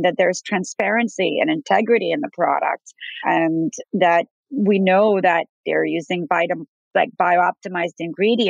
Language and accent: English; New York, United States; As a New Yorker